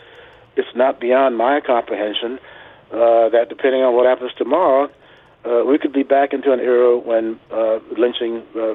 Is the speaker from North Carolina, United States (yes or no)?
no; Central Florida, United States; I was born in Central Florida in 1940